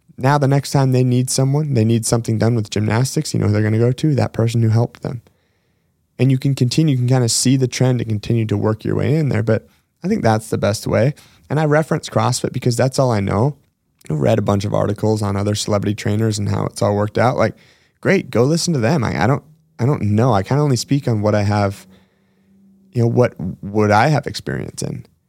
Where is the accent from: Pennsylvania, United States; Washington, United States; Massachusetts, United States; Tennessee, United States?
Washington, United States; one of my hometown gyms in Washington State